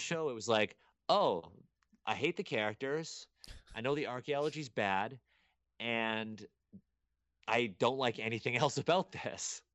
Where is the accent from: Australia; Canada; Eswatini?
Canada; Toronto, Ontario; I was born in Toronto, and I was raised in Toronto